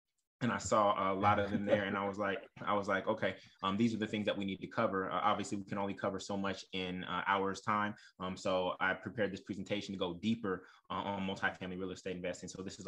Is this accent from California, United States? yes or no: yes; Oakland, California, United States; also born or lived in Brooklyn, United States / New Orleans, United States; I also invested in my hometown of Oakland, California, while living in Brooklyn.